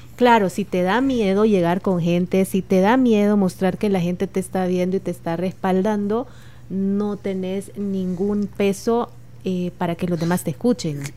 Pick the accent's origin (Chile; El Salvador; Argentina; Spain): El Salvador; como cualquier salvadoreño